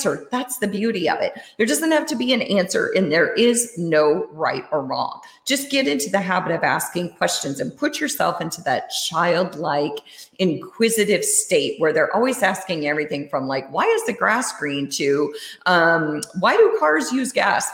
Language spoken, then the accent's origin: English; Iowa, United States; also born or lived in Germany / Switzerland; when I was growing up, I lived in Iowa. I grew up in Iowa